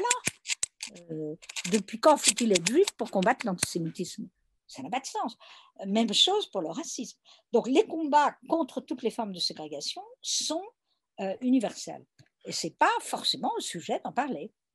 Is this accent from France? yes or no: yes; France; je suis française